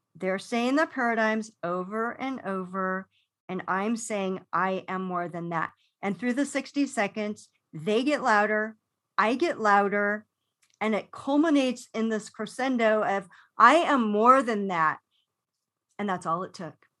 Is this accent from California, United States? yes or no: yes; Los Angeles, California, United States; growing up in Los Angeles